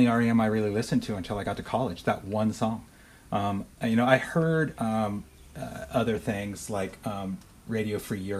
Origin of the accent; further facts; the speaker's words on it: Huntington Beach, California, United States; I grew up in Huntington Beach, California, in Orange County